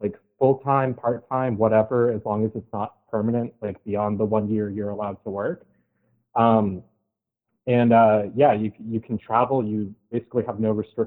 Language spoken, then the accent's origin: English; United States; as an American